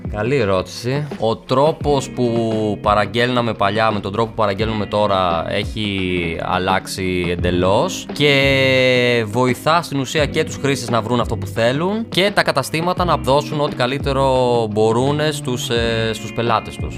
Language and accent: Greek; Larissa, Thessaly, Greece; moved away as an adult; now in Athens, Greece; Μεγάλωσα στη Λάρισα, σπούδασα στη Λάρισα, ξεκίνησα να δουλεύω στη Λάρισα.